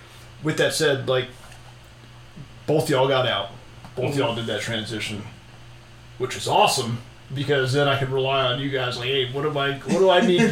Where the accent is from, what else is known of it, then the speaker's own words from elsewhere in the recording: Florida, United States; moved away; I'm from Florida